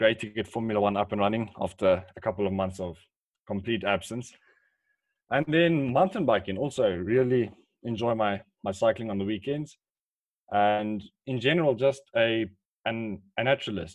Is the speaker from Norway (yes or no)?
no; Polokwane, Limpopo, South Africa; I was born in Polokwane and I've been living in Polokwane for the past 18 years